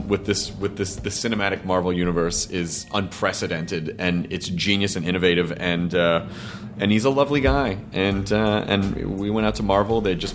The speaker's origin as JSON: {"language": "English", "town": "Memphis", "region": "Tennessee", "country": "United States", "said": "I'm from Memphis, I have great affection for the hour earlier primetime setup."}